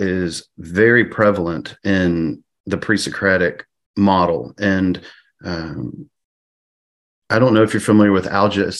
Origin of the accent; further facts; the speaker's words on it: Pennsylvania, United States; I grew up in Pennsylvania, so I'm okay.